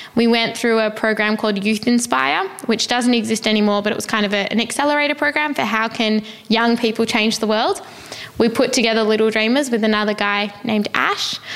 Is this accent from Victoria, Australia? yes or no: yes; Melbourne, Victoria, Australia; I grew up in Melbourne in Australia